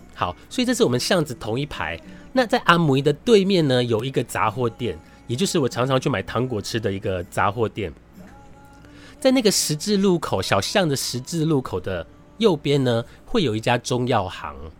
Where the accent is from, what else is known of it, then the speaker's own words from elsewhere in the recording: Su'ao, Yilan County, Taiwan; now in Taipei, Taiwan; 我的故乡南方澳